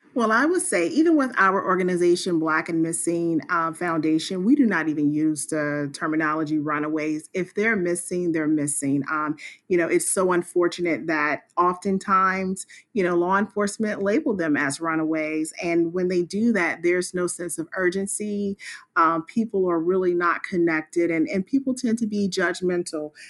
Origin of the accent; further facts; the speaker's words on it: Spartanburg, South Carolina, United States; moved away as an adult; now in Washington, D.C., United States; I am originally from Spartanburg, South Carolina, and I moved to the Washington, D C area about twenty-one years ago